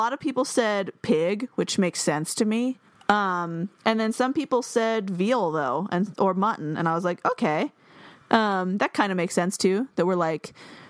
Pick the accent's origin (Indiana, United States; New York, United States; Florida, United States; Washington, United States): Washington, United States; I'm from Washington. So we're like the least South possible.